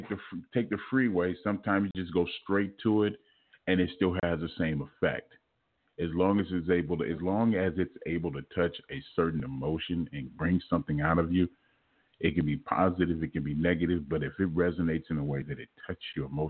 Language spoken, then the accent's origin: English; Los Angeles, California, United States; moved away as an adult; now in Houston, United States; I'm originally from Los Angeles